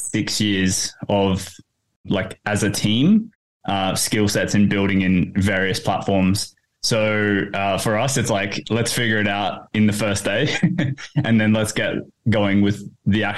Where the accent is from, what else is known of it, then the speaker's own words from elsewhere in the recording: Port Hedland, Western Australia, Australia; moved away as an adult; now in Perth, Australia; I grew up in Port Hedland